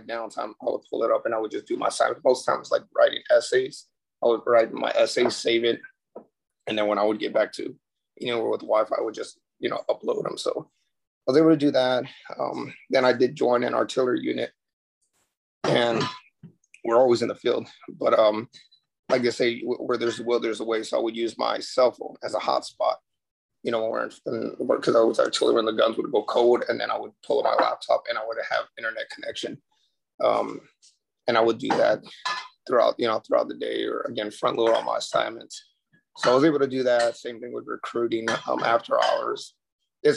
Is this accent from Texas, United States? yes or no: yes; San Antonio, Texas, United States; moved away as an adult; also born or lived in New York; San Antonio, Texas, back to my hometown